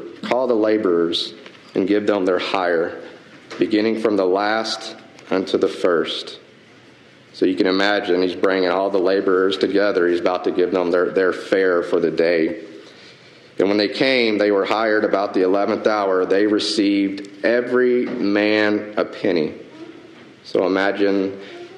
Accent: the South, United States; I'm from the South

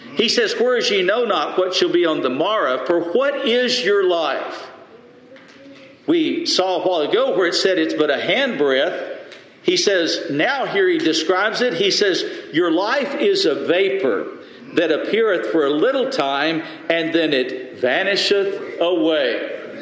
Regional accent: Lubbock, Texas, United States; we grew up in the Lubbock church together

